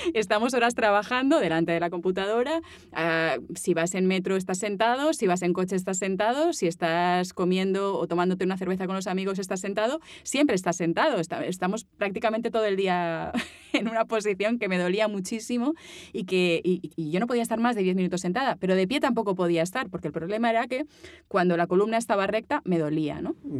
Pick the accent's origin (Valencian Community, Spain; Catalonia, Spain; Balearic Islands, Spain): Balearic Islands, Spain; Mallorca; accent: Mallorcan; moved away as an adult; now in Barcelona, Spain; yo me fui de Mallorca tenía que irme de Mallorca